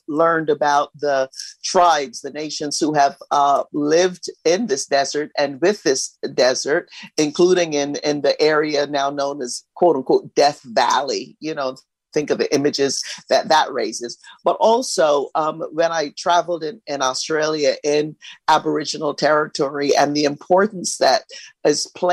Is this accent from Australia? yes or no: no; Barbados; also born or lived in Los Angeles, United States; now in United States; I grew up in Barbados in a small village